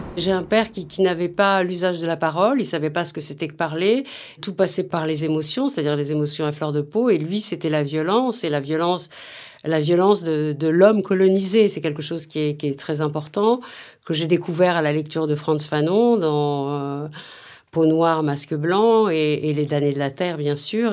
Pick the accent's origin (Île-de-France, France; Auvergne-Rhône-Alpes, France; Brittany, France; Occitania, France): Auvergne-Rhône-Alpes, France; Vénissieux; also born or lived in Lyon / Oullins; Je suis née à Lyon. J'ai grandi au Minguettes, à Vénissieux, euh, dans la banlieue lyonnaise